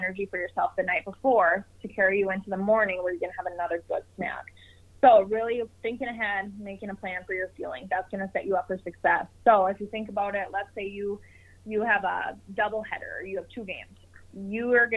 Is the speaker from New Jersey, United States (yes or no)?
no; Minnesota, United States; here in Minnesota, my hometown